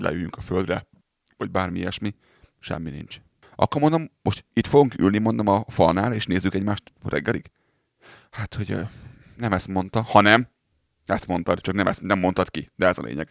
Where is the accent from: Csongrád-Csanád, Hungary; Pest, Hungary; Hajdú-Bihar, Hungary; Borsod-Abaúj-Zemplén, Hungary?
Pest, Hungary; moved away as an adult; Kimentem szülővárosomba, Budapest mellé